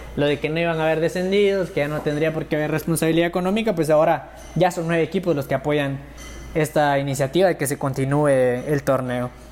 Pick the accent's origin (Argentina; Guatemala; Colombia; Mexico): Guatemala; como guatemaltecos